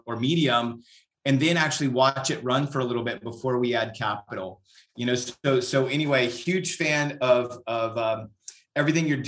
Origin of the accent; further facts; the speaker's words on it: Northern California, United States; moved away as an adult; also born or lived in Europe / Central Texas; now in Texas, United States; I am, you know, born and raised in Northern California